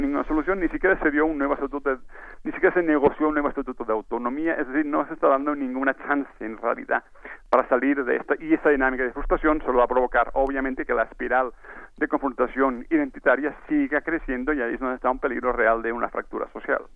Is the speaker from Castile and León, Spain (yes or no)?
no; Catalonia, Spain; en mi tierra